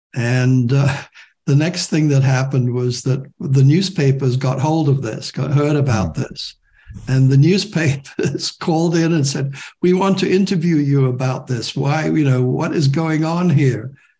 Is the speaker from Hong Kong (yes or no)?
yes; Hong Kong; moved away as an adult; also born or lived in Shanghai / England; being in the next generation and growing up in Hong Kong